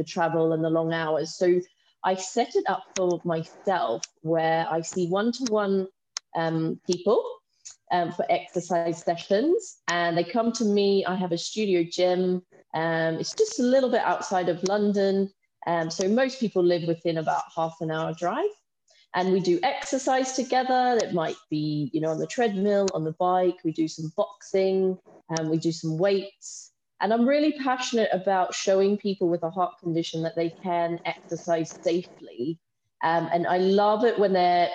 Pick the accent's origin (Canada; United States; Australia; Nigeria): Australia; moved away as an adult; now in United Kingdom; I'm from Australia, so I did my nursing training in Australia. And then a few years after that, I moved to the UK